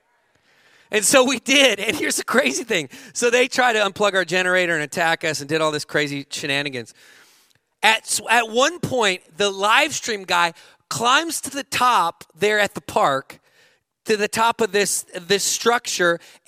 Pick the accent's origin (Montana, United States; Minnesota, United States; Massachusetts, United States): Montana, United States; I grew up in Montana